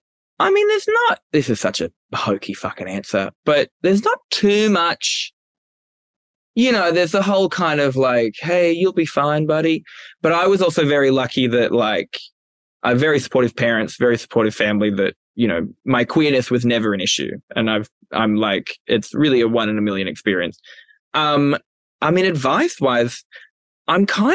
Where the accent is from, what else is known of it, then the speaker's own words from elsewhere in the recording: Newcastle, New South Wales, Australia; moved away as an adult; I'm from Newcastle, Australia. It's a lovely place to live, but I don't recommend it for 19 years. 19 years between the years of 1990 to 2009.